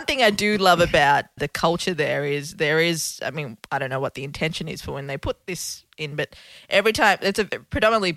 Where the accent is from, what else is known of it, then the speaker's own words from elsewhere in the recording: Melbourne, Victoria, Australia; moved away as an adult; also born or lived in Colombo, Sri Lanka; now in New York, United States; I grew up in Northcote and we moved to Clayton